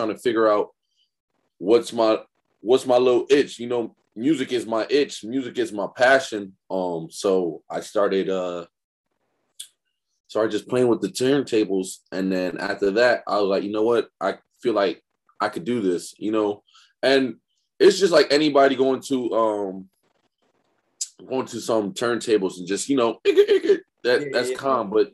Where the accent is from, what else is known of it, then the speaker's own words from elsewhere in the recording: Connecticut, United States; from Connecticut, born and raised in Connecticut